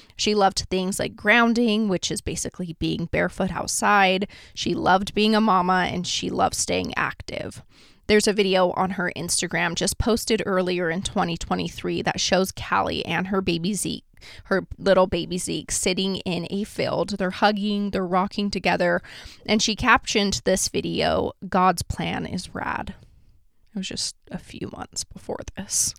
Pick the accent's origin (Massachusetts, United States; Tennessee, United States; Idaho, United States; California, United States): Idaho, United States; Idaho Falls / Victor, United States; a case that happened near my hometown and kind of in my hometown as well. It's a case that goes between Idaho Falls and Victor, Idaho